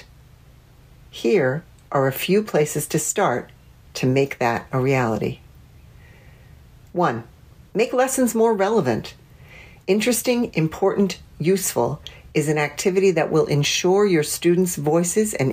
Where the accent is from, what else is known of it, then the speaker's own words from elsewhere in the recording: Washington, District of Columbia, United States; my hometown of Washington, D.C.